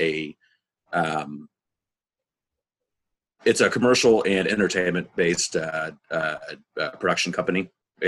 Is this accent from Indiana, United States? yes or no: yes; Indianapolis, Indiana, United States; also born or lived in Orlando; I was born and raised here in Indianapolis.